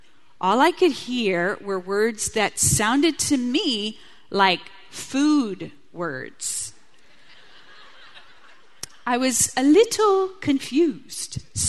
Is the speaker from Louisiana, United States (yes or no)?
yes; South Louisiana, United States; moved away; because I was raised Catholic in South Louisiana, I'm 100% Cajun, whoop whoop.